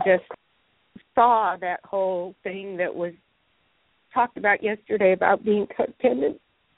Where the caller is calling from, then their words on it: Greensboro, North Carolina, United States; Hi, this is … in Greensboro.